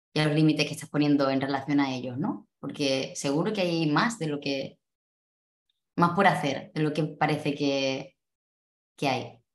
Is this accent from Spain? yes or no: yes; Cádiz, Andalusia, Spain; moved away as an adult; also born or lived in Málaga; yo soy de Andalucía, concretamente de Cádiz